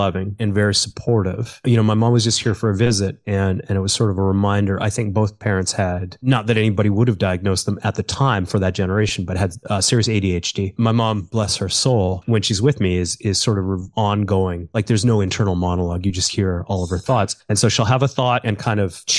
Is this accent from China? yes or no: no; Calgary, Alberta, Canada; I was born in Calgary, which is part of Alberta